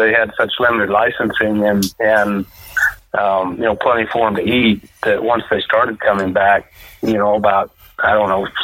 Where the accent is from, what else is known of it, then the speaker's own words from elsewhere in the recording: Kansas, United States; I grew up here in Kansas and grew up on the family farm